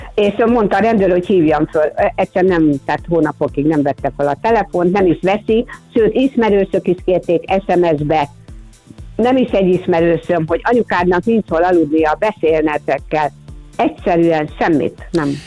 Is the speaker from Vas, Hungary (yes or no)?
no; Budapest, Hungary; a füvészkertnél laktunk, ott is nevelkedtem